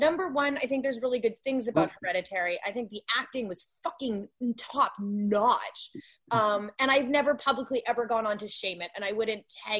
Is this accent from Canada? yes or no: yes; Canada; I'm a Canadian, and we're fighting a hard fight as Canadian filmmakers to get a name anywhere.